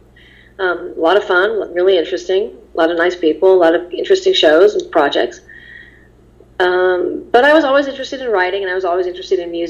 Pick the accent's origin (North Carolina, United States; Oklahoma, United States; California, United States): California, United States; Los Angeles; when you grow up in Los Angeles